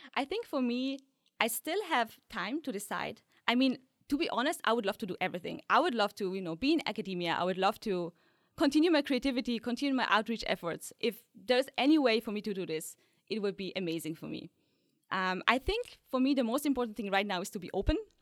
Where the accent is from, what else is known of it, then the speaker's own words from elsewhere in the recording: Poland; moved away; also born or lived in Austria; I was born in Poland, a tiny village, so there were really no scientists around